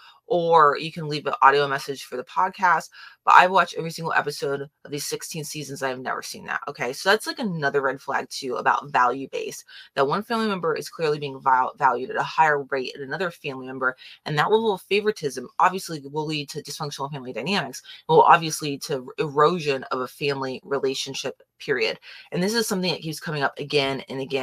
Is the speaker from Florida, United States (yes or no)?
yes; Florida, United States; I grew up in Florida